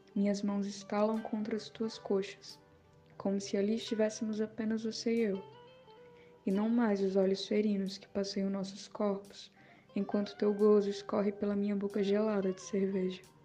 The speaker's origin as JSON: {"language": "Portuguese", "region": "Paraíba", "country": "Brazil", "said": "sou paraibana"}